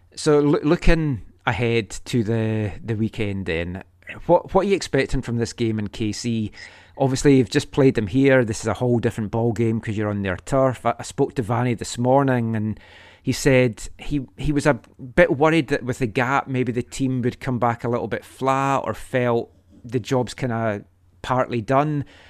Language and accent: English; Scotland, United Kingdom; moved away; I'm from Scotland